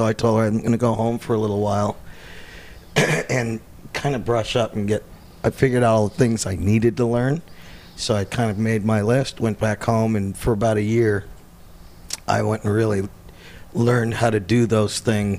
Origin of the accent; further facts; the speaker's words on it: Las Vegas, Nevada, United States; now in Los Angeles, United States; No, actually, I'm born and raised in Vegas.